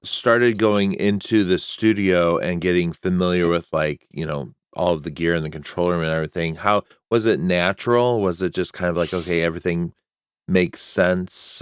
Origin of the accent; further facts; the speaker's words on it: Illinois, United States; now in Massachusetts, United States; I'm also from Illinois, and I know that we kind of grew up in a similar, not in the same area, but in, in a similar kind of area.